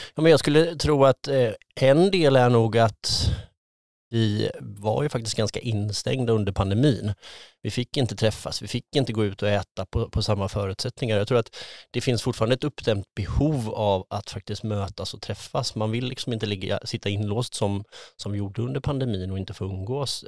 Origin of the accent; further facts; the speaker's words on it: Tranås, Jönköping County, Sweden; moved away as an adult; also born or lived in Sälen / Lysekil / Skövde; now in Gothenburg, Sweden; jag är eh, född och uppvuxen i, eh, utanför Tranås